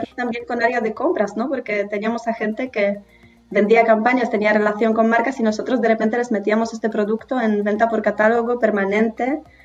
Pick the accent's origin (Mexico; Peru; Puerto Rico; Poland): Poland; northern Poland; Spanish is a second language; moved away as an adult; now in Spain; Soy del norte de Polonia, de un pueblito pequeño.